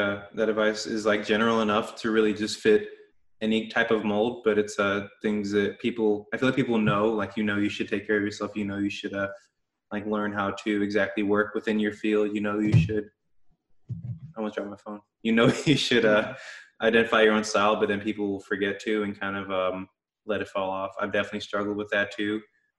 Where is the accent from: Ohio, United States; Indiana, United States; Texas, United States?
Indiana, United States; Indianapolis